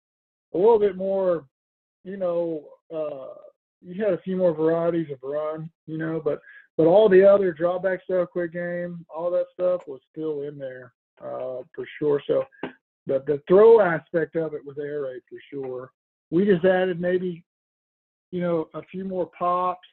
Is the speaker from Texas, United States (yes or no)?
yes; Texas, United States; moved away; also born or lived in Oklahoma; I'm from Texas originally, played at Oklahoma State